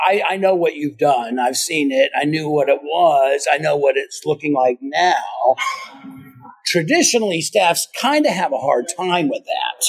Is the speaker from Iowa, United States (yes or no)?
no; Florida, United States; moved away; I'm from Florida, so I know all about Florida summers and thunderstorms